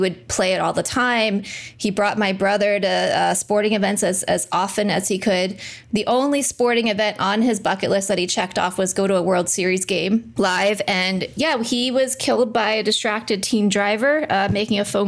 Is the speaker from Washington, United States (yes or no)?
no; Wilmington, Delaware, United States; We were growing up in Wilmington, Delaware